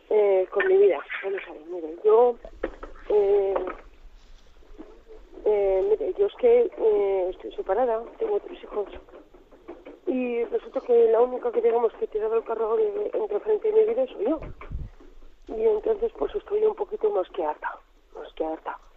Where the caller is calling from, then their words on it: Logroño, La Rioja, Spain; Vamos a ver, mire, buenos días … de Logroño.